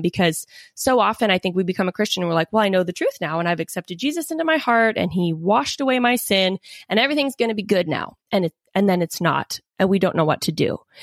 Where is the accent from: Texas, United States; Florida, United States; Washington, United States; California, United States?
Washington, United States; Seattle; I grew up in the Seattle area